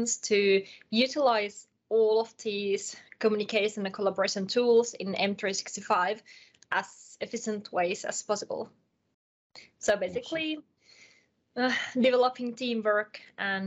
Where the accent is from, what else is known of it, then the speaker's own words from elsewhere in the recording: Finland; English is a second language; I'm from Finland